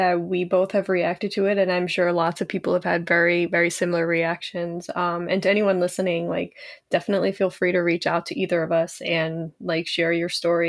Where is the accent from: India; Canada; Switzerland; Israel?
India; Kolkata, West Bengal; now in New York City, United States; my experience here in New York City. I'm Bengali, I'm from Kolkata